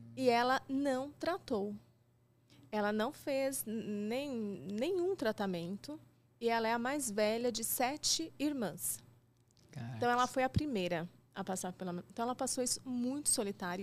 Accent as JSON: {"language": "Portuguese", "region": "000 in southern Minas Gerais", "country": "Brazil", "said": "Eu sou de uma cidade de Minas, de 15 mil habitantes, no sul de Minas"}